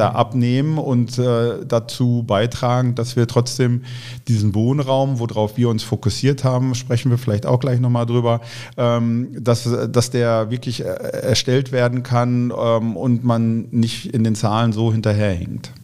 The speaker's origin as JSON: {"language": "German", "town": "Bochum", "region": "North Rhine-Westphalia", "country": "Germany", "tie": "born or raised there", "said": "in Bochum, wo ich herkomme, wo ich groß geworden bin"}